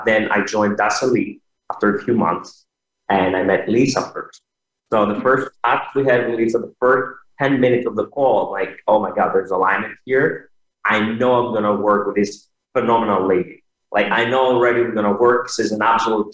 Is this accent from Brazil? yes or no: no; Thessaloniki, Central Macedonia, Greece; moved away; I grew up in Thessaloniki, Greece